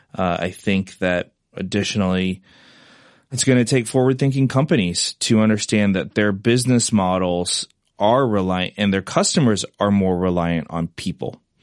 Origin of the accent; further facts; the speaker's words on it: Manhattan, Kansas, United States; moved away as an adult; also born or lived in London, United Kingdom; now in New York City, United States; I grew up in Manhattan, Kansas